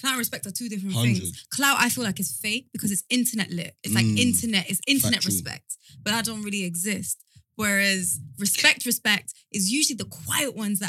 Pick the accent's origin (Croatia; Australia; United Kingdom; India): United Kingdom; Reading, South East England; I'm from Reading.